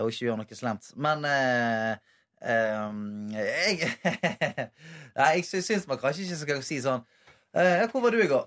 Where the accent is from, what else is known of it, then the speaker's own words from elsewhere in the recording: Bergen, Vestland, Norway; moved away; hadde jeg bodd hjemme i Bergen